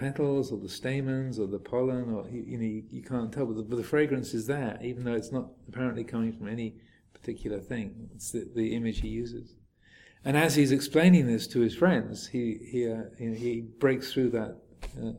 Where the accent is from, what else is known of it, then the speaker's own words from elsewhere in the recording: England, United Kingdom; I am a man, I am English, I'm a Buddhist monk, I'm a Theravadan